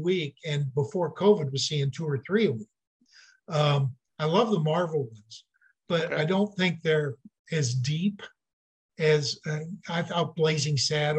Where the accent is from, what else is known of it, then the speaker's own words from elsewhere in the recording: Michigan, United States; also born or lived in Mason City, Iowa / Charles City, Iowa / West Virginia; I grew up in Michigan